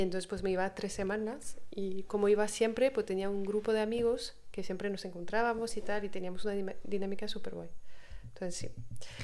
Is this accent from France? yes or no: yes; France; Spanish is a second language; moved away as an adult; also born or lived in Australia; yo soy de Francia